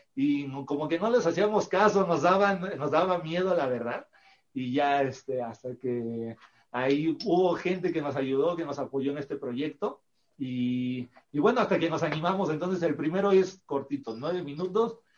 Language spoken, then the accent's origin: Spanish; Veracruz, Mexico; Nosotros también somos originarios de Veracruz, somos de ah. Veracruz